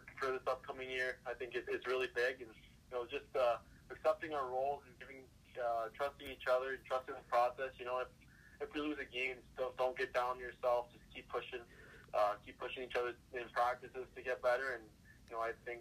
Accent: Chicago, Illinois, United States; Growing up in Chicago

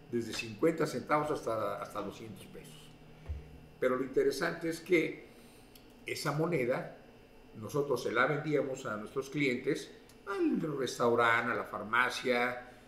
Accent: Mexico City, Mexico; moved away as an adult; also born or lived in Orizaba, Veracruz / Ciudad Juárez; now in Utah, United States; soy, originario de Orizaba, Veracruz, pero desde la edad de 5 o 6 años nos mudamos a, la Ciudad de México. Y ahí crecí

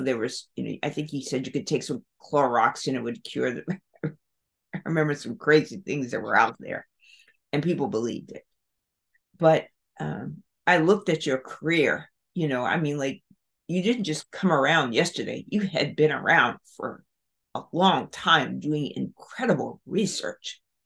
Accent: South Carolina, United States; growing up in South Carolina, Baltimore

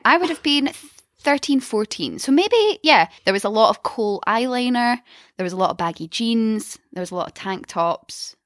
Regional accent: Glasgow, Scotland, United Kingdom; I am from Glasgow, and at the age of 14 to 16, I was probably out drinking

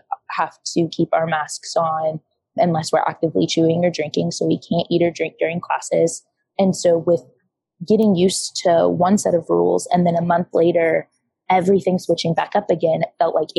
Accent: Iowa, United States; moved away as an adult; now in Tulsa, United States; I actually live 8 hours away. I'm from Iowa

